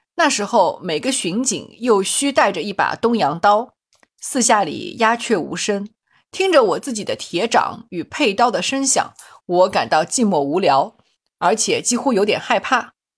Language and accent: Chinese; Shanghai, China; born or raised there